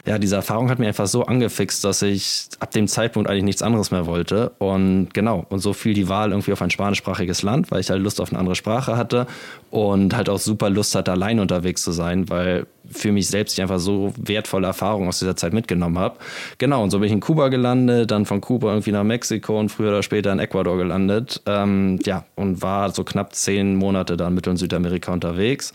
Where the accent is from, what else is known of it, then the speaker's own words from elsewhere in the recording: Kiel, Schleswig-Holstein, Germany; moved away; Ich komme aus Kiel ursprünglich und ja, geboren und aufgewachsen an der schönen Ostseeküste Deutschlands.